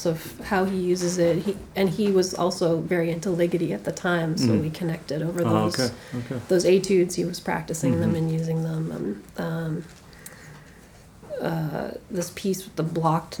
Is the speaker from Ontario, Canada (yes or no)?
no; Calgary, Alberta, Canada; also born or lived in Toronto; now in New York, United States; I'm from Calgary originally